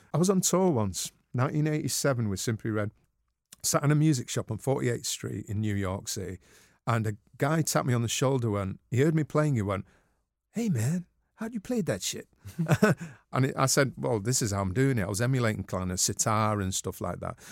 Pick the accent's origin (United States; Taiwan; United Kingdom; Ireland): United Kingdom; Manchester, North West England; I'm a Mancunian